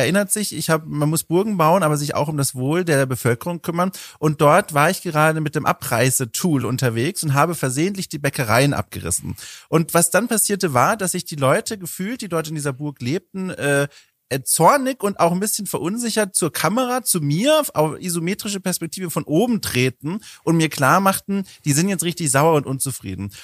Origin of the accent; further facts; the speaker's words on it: Southern Germany, Germany; ich komme ja aus Süddeutschland, Oberministrant und Ministrant von den Jahren 12 bis 18